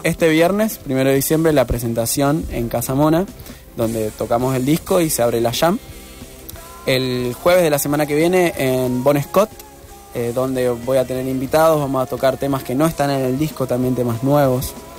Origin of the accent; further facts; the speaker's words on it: Reconquista, Santa Fe, Argentina; now in Rosario, Argentina; mi ciudad natal, que es Reconquista